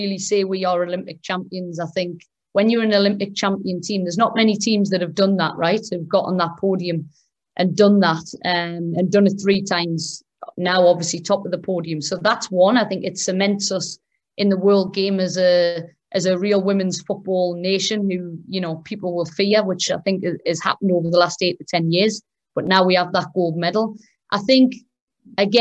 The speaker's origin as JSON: {"language": "English", "region": "England", "country": "United Kingdom", "tie": "born or raised there", "moved": "yes", "said": "I grew up in England"}